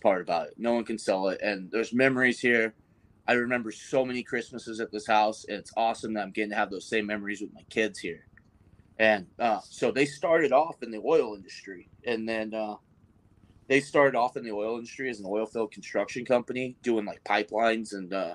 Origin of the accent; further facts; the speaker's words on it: Bakersfield, California, United States; I've lived in Bakersfield, California my whole entire life. I'm California through and through.